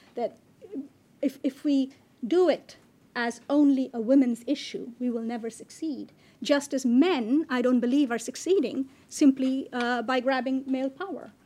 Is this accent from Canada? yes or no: no; Bangladesh; I come from Bangladesh.